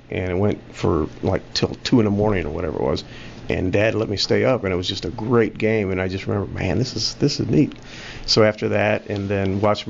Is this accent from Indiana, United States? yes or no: yes; South Bend, Indiana, United States; Born and raised in South Bend, Indiana.